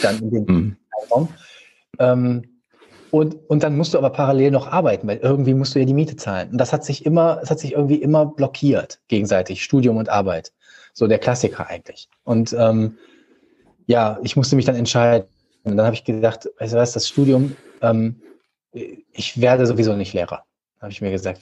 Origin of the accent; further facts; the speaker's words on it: Düsseldorf, North Rhine-Westphalia, Germany; also born or lived in Vienna; Ich bin hier geboren, äh, in Gerresheim, ähm, also in einem Stadtteil von Düsseldorf, ganz im Osten. Und ähm, ja, äh, habe halt schon immer hier gelebt, außerhalb des einen Jahr in Wien.